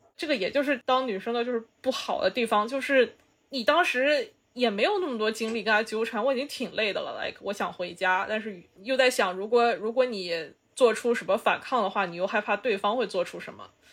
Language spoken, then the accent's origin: Chinese; China; moved away; 他就somehow就是可以看出来我是中国人